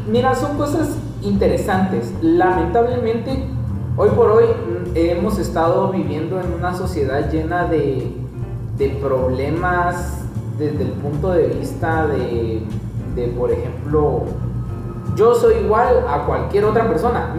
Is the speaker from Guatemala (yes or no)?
yes; Guatemala; como guatemaltecos